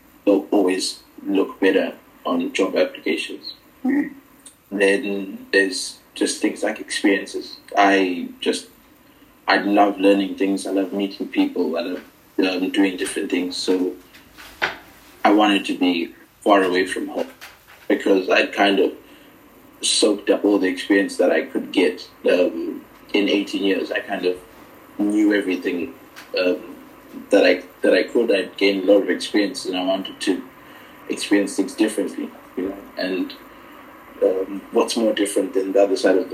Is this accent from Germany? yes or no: no; Zimbabwe; moved away as an adult; now in Swansea, United Kingdom; I'm from Zimbabwe. I'm studying in Swansea, currently living here as well.